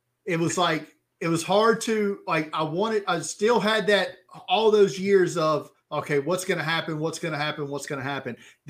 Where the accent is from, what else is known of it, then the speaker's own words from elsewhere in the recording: Alabama, United States; Bengals fan since I was probably 5 or 6 years old, circa 1985. Don't ask me how somebody who's born and raised in Alabama becomes there.